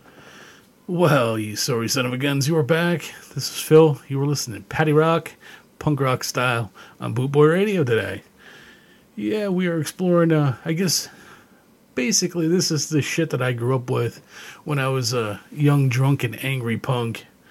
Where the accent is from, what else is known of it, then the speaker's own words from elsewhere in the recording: Canada; growing up in Canada